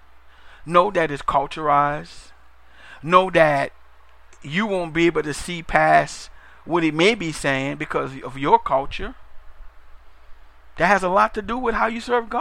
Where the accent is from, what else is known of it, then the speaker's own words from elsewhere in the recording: New Orleans, Louisiana, United States; I'm from New Orleans, Louisiana, and our culture is a little different